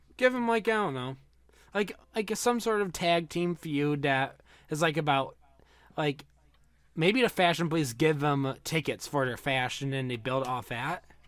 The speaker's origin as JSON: {"language": "English", "region": "Michigan", "country": "United States", "said": "I'm from Michigan"}